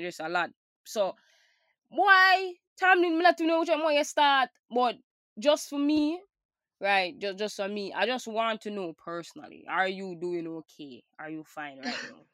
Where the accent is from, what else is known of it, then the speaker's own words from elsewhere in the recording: Jamaica; as a Jamaican